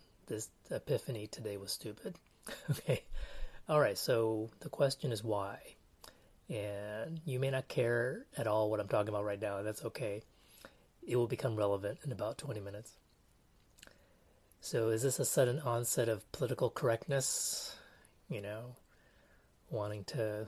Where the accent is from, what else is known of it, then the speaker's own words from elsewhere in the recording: Texas, United States; also born or lived in Canada / Taiwan; growing up in Texas